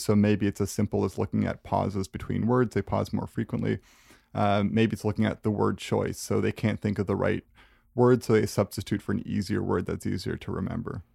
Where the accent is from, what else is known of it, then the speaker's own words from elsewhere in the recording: Canada; as a Canadian, like, we tend to be pretty modest